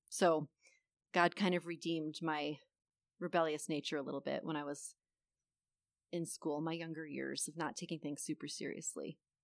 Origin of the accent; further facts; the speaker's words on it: Buffalo, New York, United States; moved away as an adult; I am originally from Buffalo, New York, and we moved here back in twenty fifteen